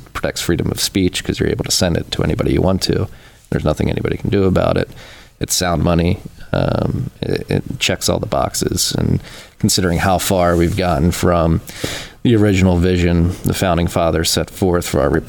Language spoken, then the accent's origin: English; Philadelphia, Pennsylvania, United States; I was born in Philadelphia, and I grew up going to Catholic school in Philadelphia as well